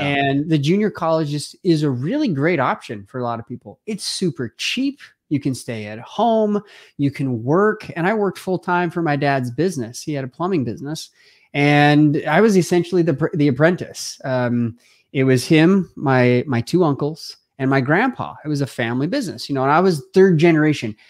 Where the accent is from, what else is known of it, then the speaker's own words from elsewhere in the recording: Simi Valley, California, United States; I grew up in Southern California, quite honestly, uh, I, in a family of, a big family, like my own, um, there were six kids, and my mom and dad, you know, uh, just loved us, hang out with us. We grew up on this one acre parcel of land in one of the oldest homes in Simi Valley